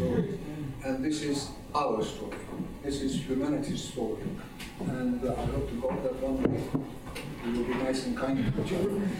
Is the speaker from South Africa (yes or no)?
no; Turkey; moved away; I'm an Armenian. I was born in Turkey.